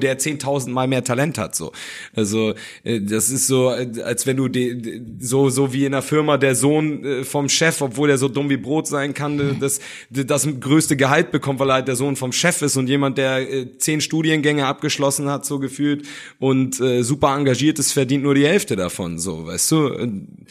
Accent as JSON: {"language": "German", "country": "Germany", "tie": "born or raised there", "also_born_or_lived": "Hamburg", "said": "ich bin eigentlich wohlbehütet aufgewachsen, habe mich aber schon von klein auf trotzdem in den dunkelsten Ecken Hamburgs rumgetrieben, so, weil ich halt äh, in Hamburg zur Schule gegangen bin"}